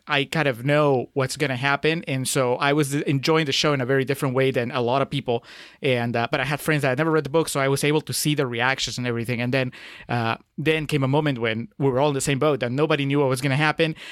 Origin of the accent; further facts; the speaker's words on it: Peru; moved away as an adult; I grew up in Peru.